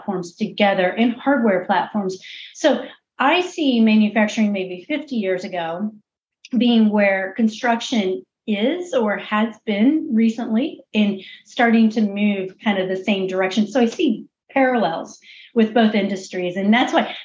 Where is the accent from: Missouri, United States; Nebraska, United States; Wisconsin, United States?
Missouri, United States; I'm actually from Missouri. So I'm from the show me state.